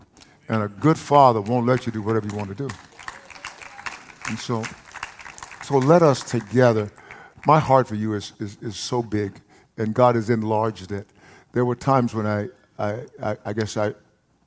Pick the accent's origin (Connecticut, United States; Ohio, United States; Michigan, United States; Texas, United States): Texas, United States; Palestine; accent: East Texas; When I was a boy, I grew up in a place called Palestine, Texas